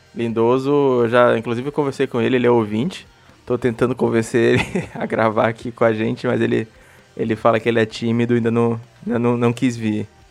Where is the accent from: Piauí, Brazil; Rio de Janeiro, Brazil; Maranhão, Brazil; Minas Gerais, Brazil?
Maranhão, Brazil; E eu também sou aqui do Maranhão